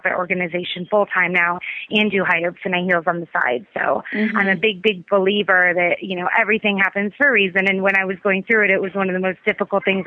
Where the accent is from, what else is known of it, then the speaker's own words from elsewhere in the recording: Tampa, Florida, United States; I was born in Tampa, and I went to private Catholic school all my life. I went to the Academy of the Holy Names from kindergarten to 12th grade.